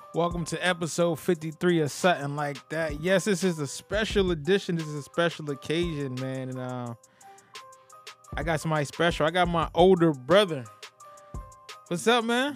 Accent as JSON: {"language": "English", "town": "New Haven", "region": "Connecticut", "country": "United States", "tie": "born or raised there", "said": "growing up in New Haven"}